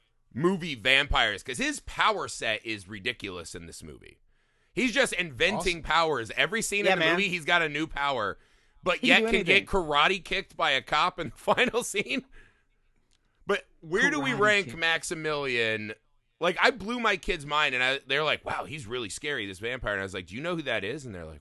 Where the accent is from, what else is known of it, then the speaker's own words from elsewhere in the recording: Indiana, United States; Ashley, we're from Indiana.